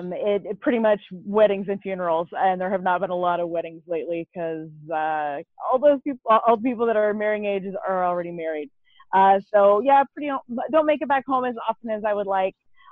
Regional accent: Lima, Ohio, United States; now in Missoula, United States; I was actually born in Lima, Ohio, which is a little bit northwest of Cleveland area.

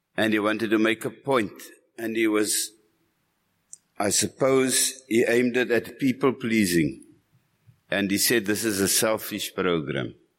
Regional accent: Cape Town, Western Cape, South Africa; I'm from Cape Town

